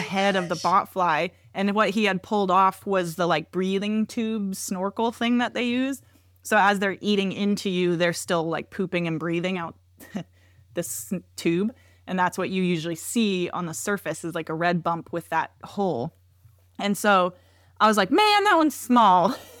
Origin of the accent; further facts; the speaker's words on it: Washington, United States; I grew up in Washington